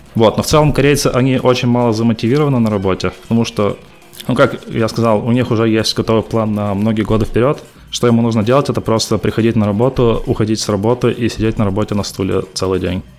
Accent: Perm, Perm Krai, Russia; moved away as an adult; also born or lived in Dolgoprudny, Russia / South Korea; now in Fremont, United States; Я родом из Перми. Вот, родился в Перми, учился в Перми в школе.

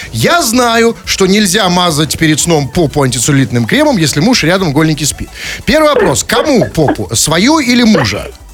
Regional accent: Saint Petersburg, Russia; мы, питерцы, знаем и помним, что такое бинокли

